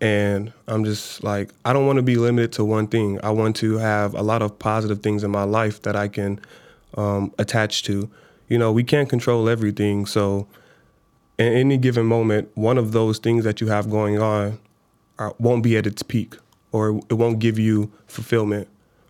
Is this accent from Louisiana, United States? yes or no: no; Chicago, Illinois, United States; Yeah, man. Southside, born and raised, man. I was born 80th in Marshfield.